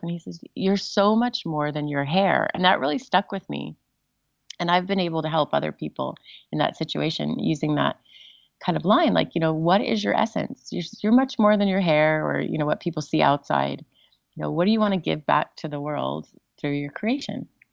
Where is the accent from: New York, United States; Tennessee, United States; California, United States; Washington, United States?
California, United States; Southern; I grew up in Southern California